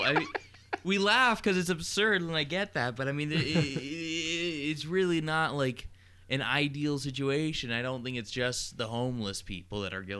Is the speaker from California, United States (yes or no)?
yes; Los Angeles, California, United States; now in Austin, United States; I grew up in Los Angeles.